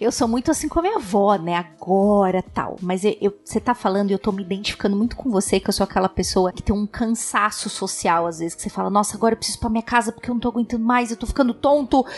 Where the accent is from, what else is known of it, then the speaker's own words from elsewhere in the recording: São Paulo, Brazil; eu sempre morei em São Paulo, nasci, fui criada em São Paulo